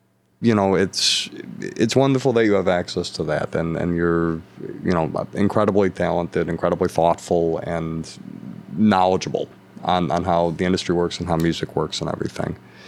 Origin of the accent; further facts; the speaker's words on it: Buffalo, New York, United States; this is my hometown, and I don't mean any disrespect to my hometown, but I've heard Buffalo described as a black hole before.